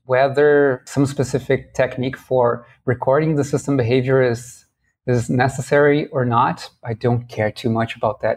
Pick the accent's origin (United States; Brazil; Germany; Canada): Brazil; And I'm from Brazil. I'm in São Paulo right now